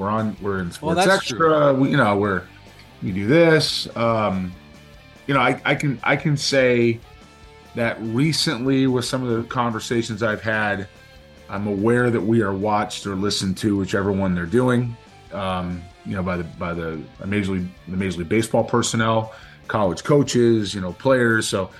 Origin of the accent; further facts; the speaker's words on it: Southern California, United States; growing up in Southern California, I was a very young, just pre-high school age player